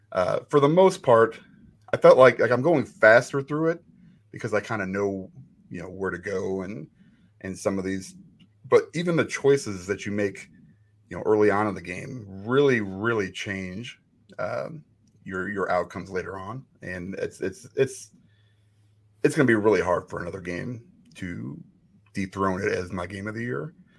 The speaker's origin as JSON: {"language": "English", "town": "Chicago", "region": "Illinois", "country": "United States", "said": "I'm also from Chicago."}